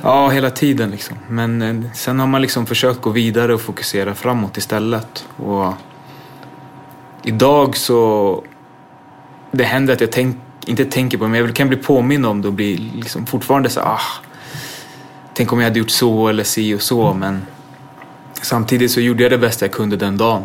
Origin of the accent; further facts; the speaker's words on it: Botkyrka, Stockholm County, Sweden; jag växte upp ute i, i Fittja